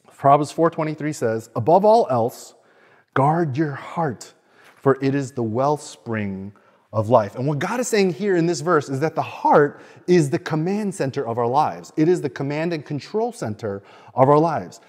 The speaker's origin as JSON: {"language": "English", "town": "Chicago", "region": "Illinois", "country": "United States", "tie": "born or raised there", "moved": "yes", "lives_now": "Sydney, Australia", "said": "I grew up in Chicago"}